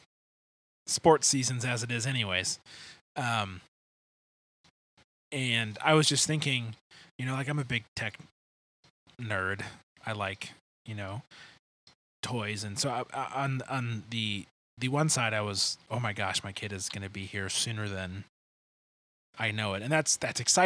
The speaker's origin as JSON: {"language": "English", "region": "Michigan", "country": "United States", "tie": "born or raised there", "moved": "yes", "said": "I grew up in Michigan. We didn't really have any hurricanes"}